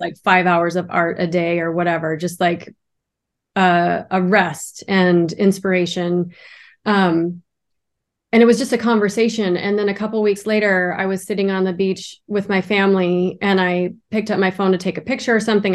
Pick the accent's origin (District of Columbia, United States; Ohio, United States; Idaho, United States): Idaho, United States; now in Miami, United States; I live in Miami, Florida, and originally I'm from Idaho, so that was a big switch in my life